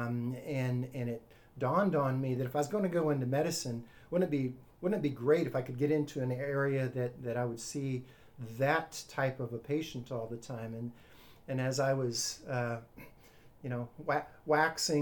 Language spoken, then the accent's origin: English; Arizona, United States; now in Miami, United States; I grew up in the deserts in Arizona, halfway between Tucson and San Diego